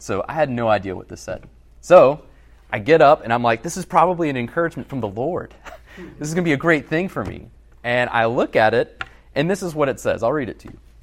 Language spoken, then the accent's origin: English; Alabama, United States; moved away as an adult; also born or lived in Massachusetts; I'm from Alabama